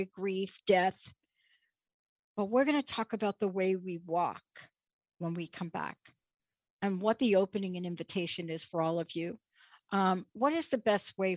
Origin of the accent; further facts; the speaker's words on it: New York City, New York, United States; I'm a kid from the Bronx. I grew up in New York City